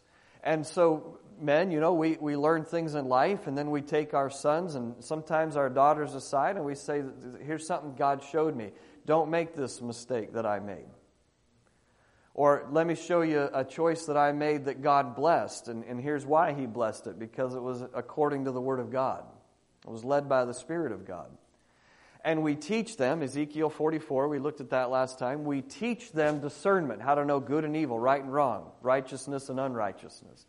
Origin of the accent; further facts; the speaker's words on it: Australia; moved away as an adult; now in United States; as an Australian looking into American culture, because I've been there 20 years looking into American culture